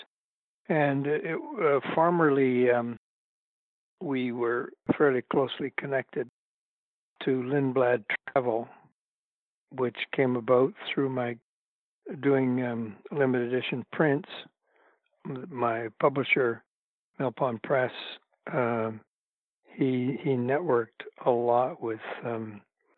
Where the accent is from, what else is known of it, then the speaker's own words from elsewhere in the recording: Toronto, Ontario, Canada; Toronto, my hometown